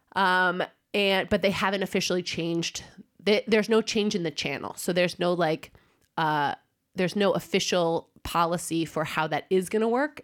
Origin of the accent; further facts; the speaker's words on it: United States; now in Denmark; I'm American